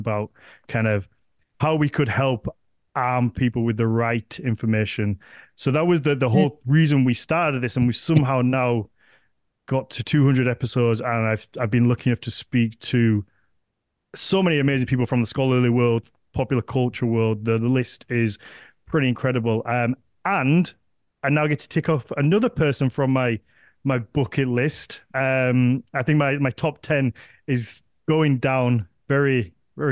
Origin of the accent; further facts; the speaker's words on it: the north of England, United Kingdom; accent: northern; my little northern accent